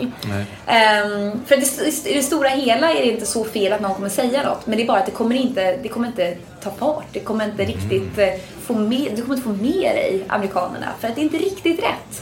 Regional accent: Sweden; moved away as an adult; now in United States; som svensk

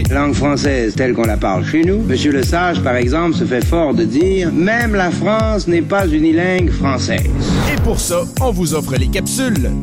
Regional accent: Rwanda; now in Canada; donc j'ai quitté le Rwanda en 1993, c'est un pays francophone et je me suis installé ici avec ma famille parce que on parle la langue française au Québec et au Canada

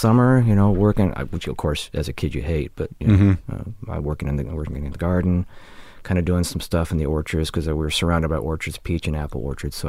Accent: Michigan, United States; also born or lived in Ohio; I was born in Ohio, but I grew up in Michigan.

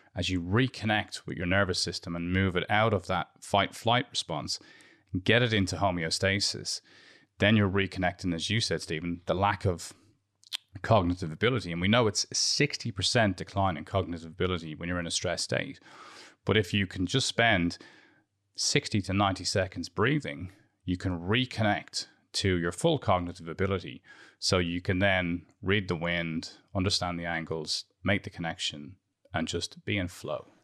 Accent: Dublin, Leinster, Ireland; moved away as an adult; also born or lived in London; I grew up in Santry

